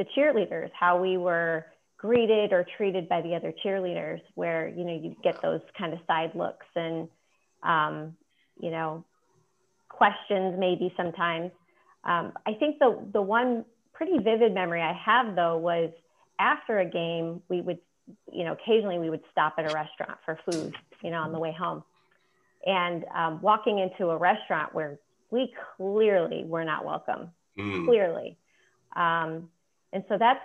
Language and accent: English; Illinois, United States; I grew up also in the Midwest in Illinois